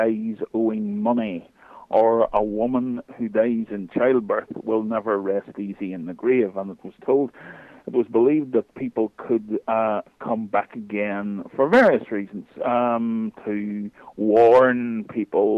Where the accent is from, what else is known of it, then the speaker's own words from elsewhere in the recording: Northern Ireland, United Kingdom; I'm, as my accent will tell you, I'm from Northern Ireland. I am living about 7 miles from the celebrated Giant's Causeway in the north of Ireland